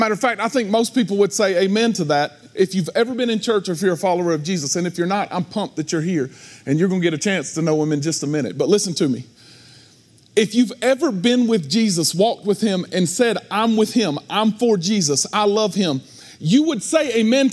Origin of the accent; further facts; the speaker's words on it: United States; because of where I come from, because I'm an American